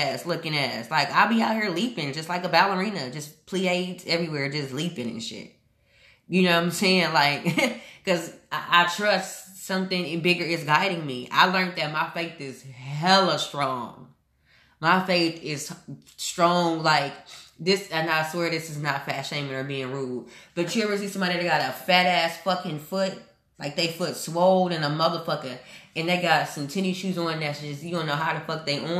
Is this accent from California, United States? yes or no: no; Houston, Texas, United States; moved away as an adult; also born or lived in Omaha, Nebraska; when I left Houston last year